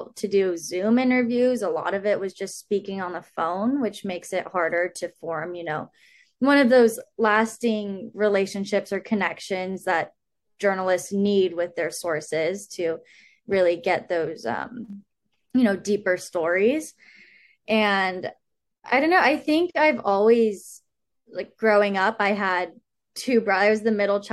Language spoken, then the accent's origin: English; Sacramento, California, United States; moved away as an adult; now in Santa Barbara, United States; I grew up in Sacramento